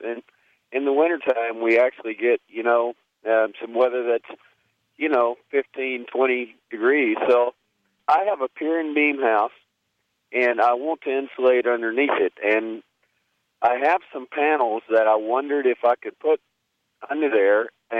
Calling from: East Texas, United States; I'm calling from East Texas, where we have a lot of different weather extremes.

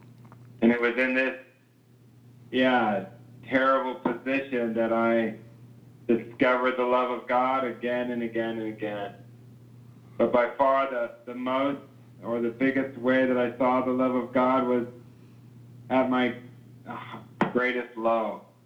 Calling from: Kona, Hawaii, United States; I am calling from Kona, Hawaii, where we have one of our main training centers for youth with a mission in North America.

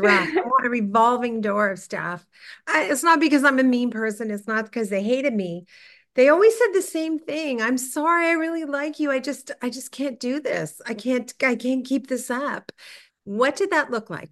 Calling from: Toronto, Ontario, Canada

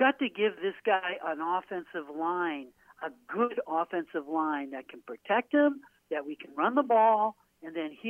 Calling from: Portland, Maine, United States

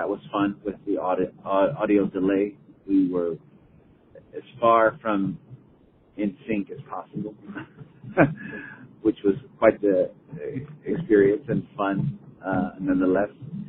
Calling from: Los Angeles, California, United States; I'm calling from Los Angeles.

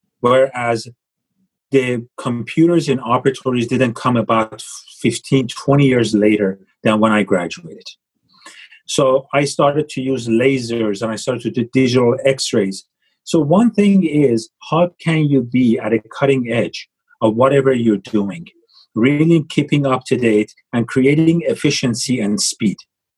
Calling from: Los Angeles, California, United States; I am calling from Los Angeles, and my office is in Beverly Hills, but just a couple of blocks away.

